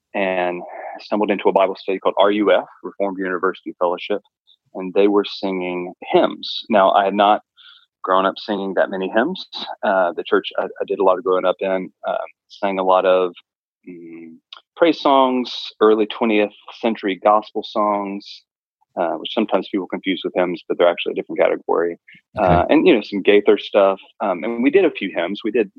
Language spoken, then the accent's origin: English; Chile; So I grew up in Chile for a lot of my formative years.